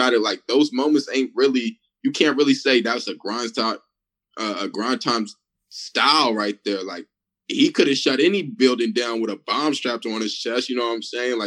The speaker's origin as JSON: {"language": "English", "town": "Sacramento", "region": "California", "country": "United States", "said": "I'm not even from the Bay. Like, I'm from Sacramento."}